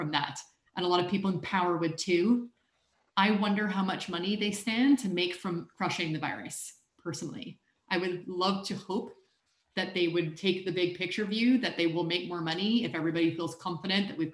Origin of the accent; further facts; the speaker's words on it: United States; now in United Kingdom; as an American